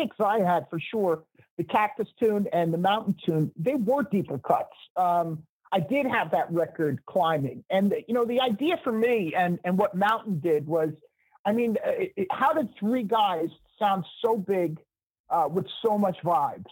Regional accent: New Jersey, United States; a fellow Jersey guy

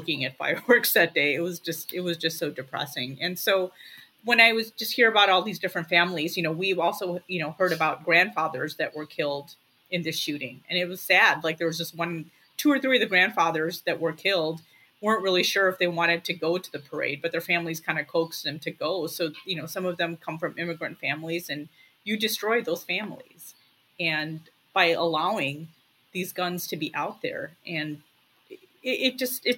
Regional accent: Lincolnwood, Illinois, United States; I grew up in Lincolnwood, which is not too far away from Highland Park

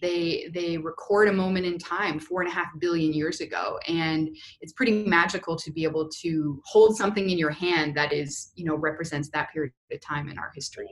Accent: Canada; moved away as an adult; also born or lived in Houston, United States; now in Indiana, United States; I'm actually originally uh, from Canada and did my undergraduate degree up there and then moved down to uh, the US for grad school

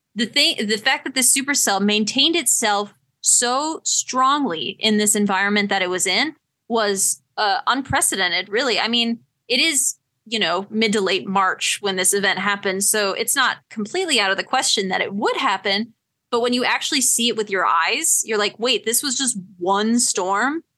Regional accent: Wisconsin, United States; growing up in the Midwest

